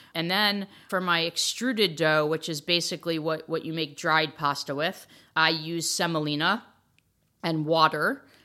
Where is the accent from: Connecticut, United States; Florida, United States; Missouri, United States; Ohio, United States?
Connecticut, United States; outside New Haven; I grew up outside of New Haven, Connecticut